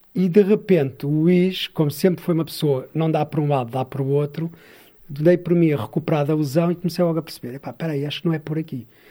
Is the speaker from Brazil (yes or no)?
no; Sintra, Lisbon, Portugal; moved away as an adult; now in Mação, Portugal; Eu cresci em Sintra, numa, terra que é Algueirão